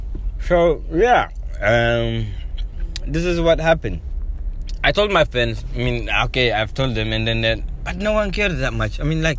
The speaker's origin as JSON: {"language": "English", "country": "Eritrea", "said": "Did I tell you I'm from Eritrea? Yeah, Eritrea is a country in East Africa. East Horn of Africa."}